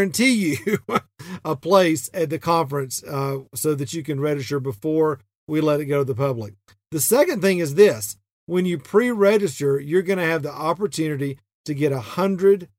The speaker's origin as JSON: {"language": "English", "region": "the South", "country": "United States", "said": "even though I'm not from Texas, we're still Southern"}